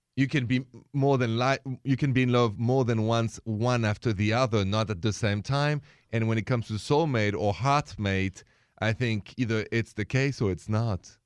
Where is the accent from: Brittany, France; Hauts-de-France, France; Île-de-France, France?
Île-de-France, France; Paris; moved away; I was born in Paris